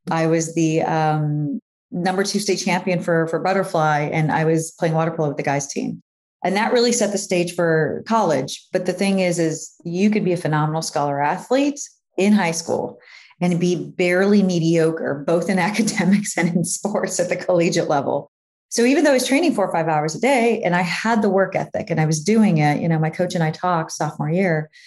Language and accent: English; New York, United States; now in Miami Beach, United States; Proper Miami Beach, actually. I am on the okay. Beach. You know, being a New Yorker, we're like, okay, if we're gonna make the move, let's let's be in the scene